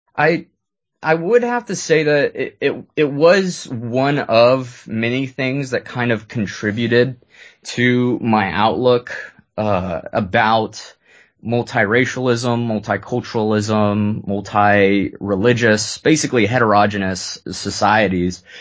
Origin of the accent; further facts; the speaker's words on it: San Jose, California, United States; also born or lived in Lewiston, Maine; growing up in Silicon Valley in San Jose